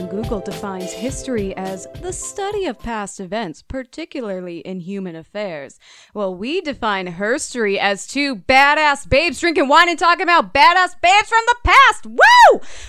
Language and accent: English; Minnesota, United States; you can't say your state because no one knows where Minnesota is.